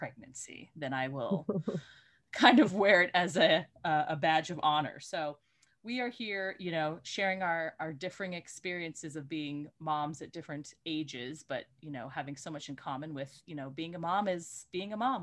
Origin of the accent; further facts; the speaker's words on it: Colorado, United States; But I was born in Colorado, so I have this very funny perspective of growing up in a very suburban part of Colorado